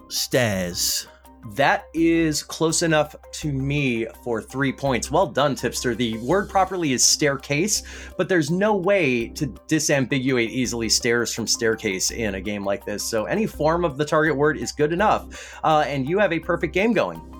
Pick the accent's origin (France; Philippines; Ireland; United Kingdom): United Kingdom; I will remind you I'm British.